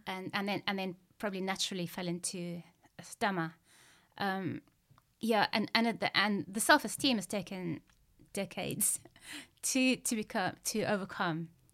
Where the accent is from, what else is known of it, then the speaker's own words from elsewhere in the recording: Zimbabwe; growing up in Zimbabwe